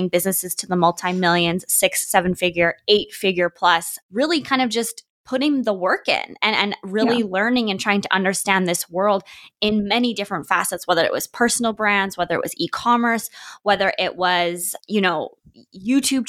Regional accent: Canada; also born or lived in Vancouver, British Columbia / Alberta; I'm from Canada.

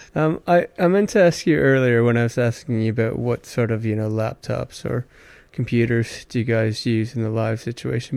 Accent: Stratford, Ontario, Canada; I'm from Stratford, Ontario, Canada.

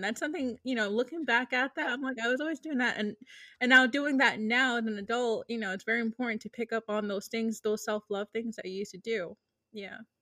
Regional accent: Lawrence, Massachusetts, United States; now in Boston, United States; I was born, born and raised in Lawrence

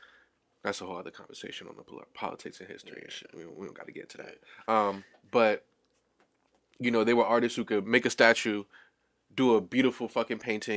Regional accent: Boston, Massachusetts, United States; I actually went to Boston Renaissance Charter School when I was growing up in Back Bay.

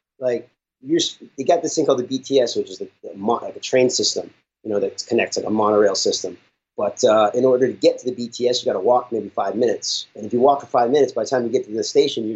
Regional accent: Bethesda, Maryland, United States; I was born and raised in Bethesda, Maryland.

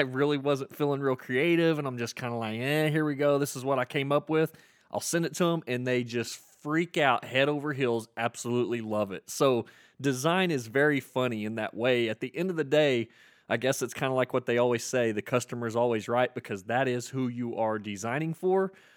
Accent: Anadarko, Oklahoma, United States; I'm from Anadarko, and, uh, grew up here my whole life

